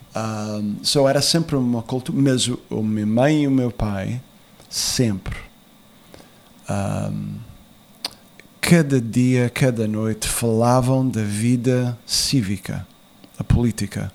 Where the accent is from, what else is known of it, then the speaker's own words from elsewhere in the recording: United States; also born or lived in Azores; eu nasci nos Estados Unidos